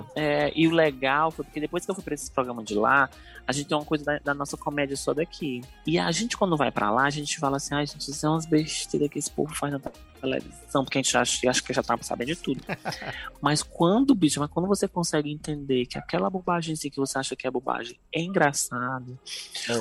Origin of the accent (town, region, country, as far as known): Ceará, Brazil